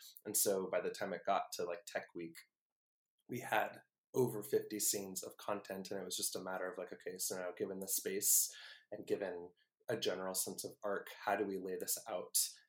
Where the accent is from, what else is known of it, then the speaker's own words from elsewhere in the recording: the Bay Area, California, United States; I'm from the Bay